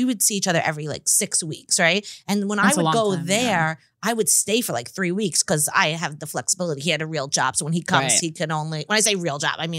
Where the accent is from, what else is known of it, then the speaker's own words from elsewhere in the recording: Long Island, New York, United States; I grew up in Long Island where everyone was a size zero.